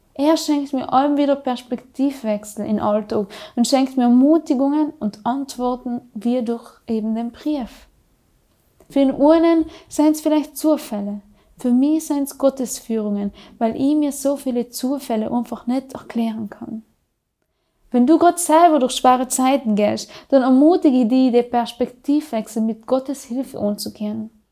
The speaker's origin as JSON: {"language": "German", "area": "South Tyrol", "region": "Trentino-Alto Adige", "country": "Italy", "accent": "South Tyrolean", "said": "bei uns in Südtirol"}